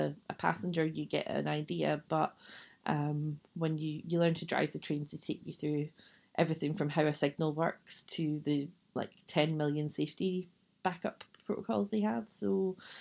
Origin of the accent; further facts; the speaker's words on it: west of Scotland, United Kingdom; now in Edinburgh, United Kingdom; The accent probably gives it away, but I am from Scotland, from the west of Scotland originally, but now I live in Edinburgh.